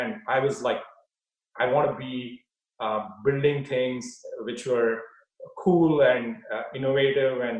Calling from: Palo Alto, California, United States; I am uh, at home in Palo Alto, California.

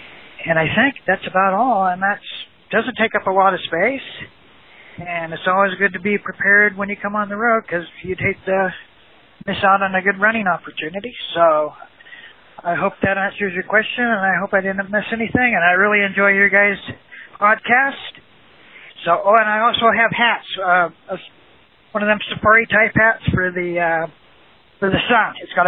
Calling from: Salt Lake City, Utah, United States; I am in Salt Lake City.

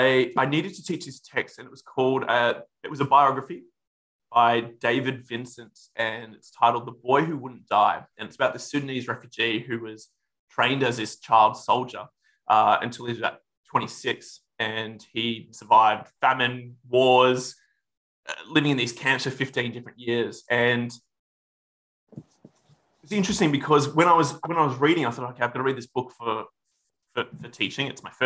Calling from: West Melbourne, Victoria, Australia; No, I'm currently speaking to you from West Melbourne. I moved here about a year

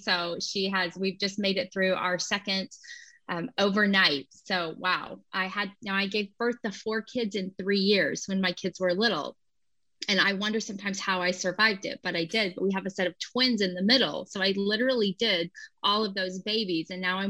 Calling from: Tulsa, Oklahoma, United States; So I'm joining you from Tulsa, Oklahoma.

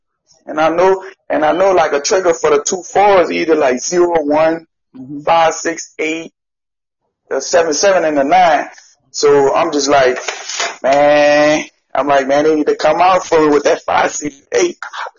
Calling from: Louisiana, United States

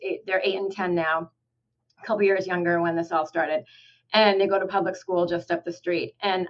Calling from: Ithaca, New York, United States; also born or lived in Houston

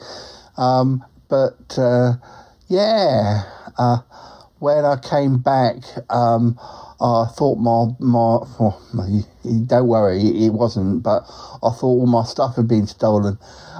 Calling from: Australia; Yes, I'm calling from Australia.

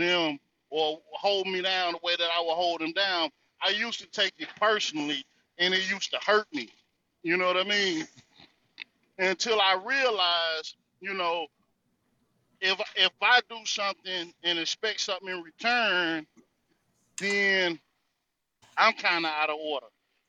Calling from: North Carolina, United States; Well, I'm coming out of the North Carolina territory.

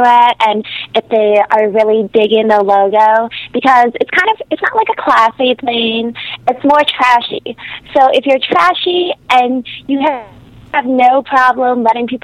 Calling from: Las Vegas, Nevada, United States; I'm calling from Las Vegas

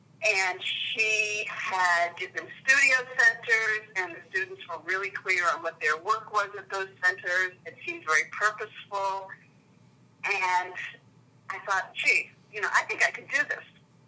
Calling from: Waltham, Massachusetts, United States; I'm calling in from Waltham, Massachusetts, which is a small city just west of Boston.

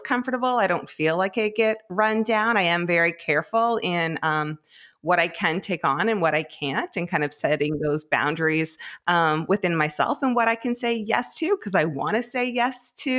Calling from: Fredericton, New Brunswick, Canada; I am home in Fredericton, New Brunswick.

